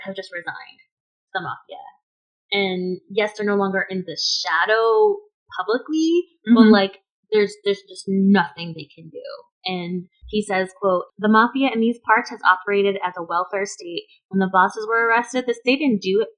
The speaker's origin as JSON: {"language": "English", "town": "Danbury", "region": "Connecticut", "country": "United States", "tie": "born or raised there", "moved": "yes", "lives_now": "Phoenix, United States", "said": "an entire NHL hockey team in my hometown called the Danbury Trashers"}